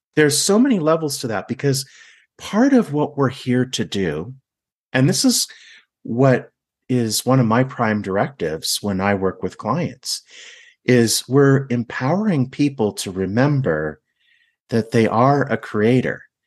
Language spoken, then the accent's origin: English; Laguna Beach, California, United States; I'm from Laguna Beach